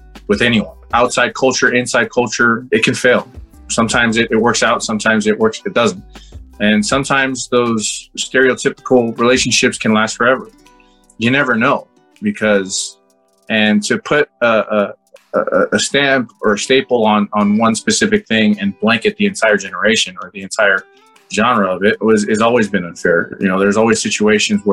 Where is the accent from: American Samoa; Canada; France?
American Samoa; I grew up in American Samoa